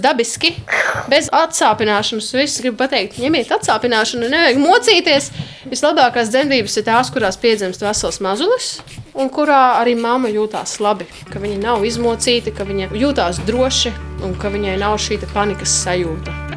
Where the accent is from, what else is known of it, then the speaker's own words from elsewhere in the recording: Līvāni, Latgale, Latvia; moved away as an adult; now in Jelgava, Latvia; nodzīvojusi 17 gadus Latgalē, es jūtos tomēr kā līvāniet, kā latgalieti joprojām